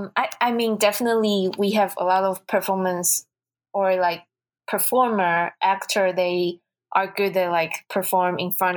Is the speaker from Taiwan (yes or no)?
yes; Taiwan; English is a second language; now in United States; I'm from Taiwan.